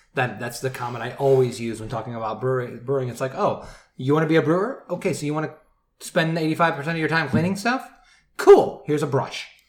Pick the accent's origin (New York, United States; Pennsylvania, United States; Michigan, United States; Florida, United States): Michigan, United States; I'm from Michigan